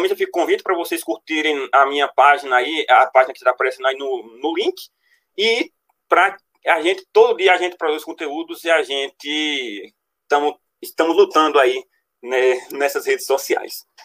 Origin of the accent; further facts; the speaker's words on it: Paraná, Brazil; eu sou aqui do Paraná